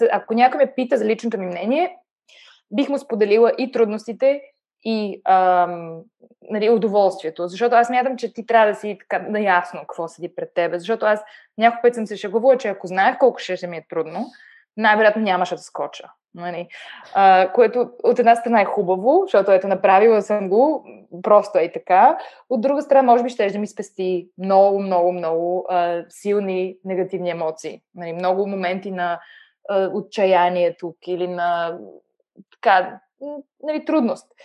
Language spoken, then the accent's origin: Bulgarian; Bulgaria; moved away as an adult; now in Germany; съм се родила в България